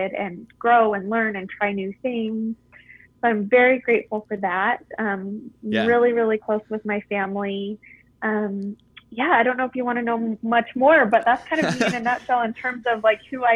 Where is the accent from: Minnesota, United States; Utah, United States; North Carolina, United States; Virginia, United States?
Utah, United States; Provo; I grew up in Provo, Utah.